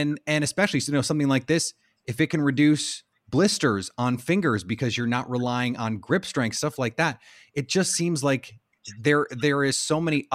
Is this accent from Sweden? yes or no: no; Midwest, United States; I am from the Midwest